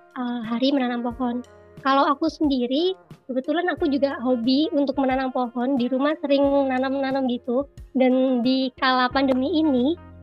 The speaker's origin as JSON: {"language": "Indonesian", "town": "Mojokerto", "region": "East Java", "country": "Indonesia", "said": "Aku asalnya dari Mojokerto"}